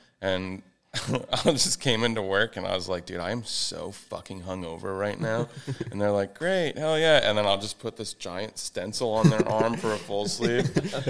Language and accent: English; New England, United States; moved away as an adult; now in Florida, United States; I'm from New England, and it's just, there was like 6 feet of snow on the ground, and yeah. I've lived there my whole life.